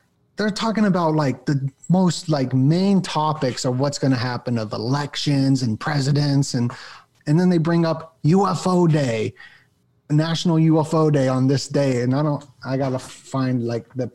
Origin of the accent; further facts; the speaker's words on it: Las Vegas, Nevada, United States; I grew up in Las Vegas, so I had birthday parties like in Vegas